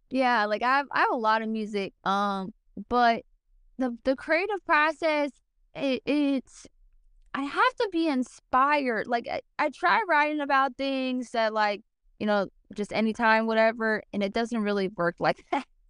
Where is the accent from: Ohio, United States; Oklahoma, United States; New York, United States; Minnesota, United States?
Ohio, United States; Cincinnati; I grew up in Cincinnati, Ohio, born and raised.